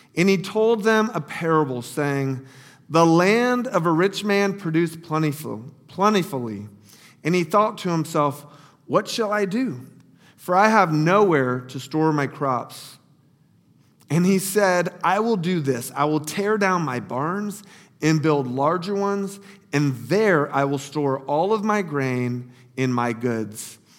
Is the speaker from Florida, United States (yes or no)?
yes; Lake Wales, Florida, United States; moved away as an adult; also born or lived in Lower Fairfield County, Connecticut; little Lake Wales, Florida, my hometown